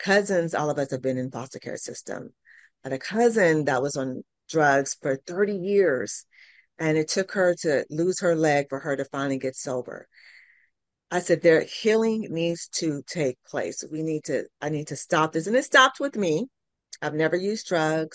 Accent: California, United States; moved away as an adult; now in Tulsa, United States; I'm from California. I'm a city girl

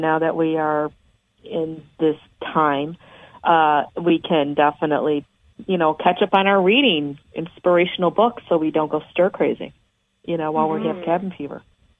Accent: Buffalo, New York, United States; now in Florida, United States; I'm from Buffalo, New York originally

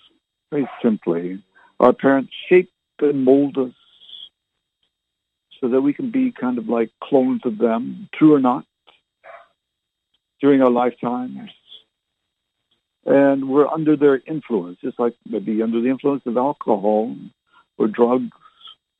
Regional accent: Barrie, Ontario, Canada; also born or lived in Halifax / Fredericton / Oromocto / Ottawa; And, of course, I was born and raised in Canada. Anyone who's listened to my previous radio shows, I might have mentioned it on one of them. Born in Barrie, Ontario.

